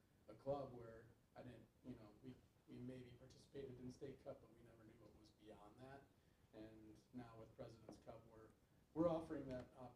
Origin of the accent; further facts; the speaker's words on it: Dubuque, Iowa, United States; growing up in Dubuque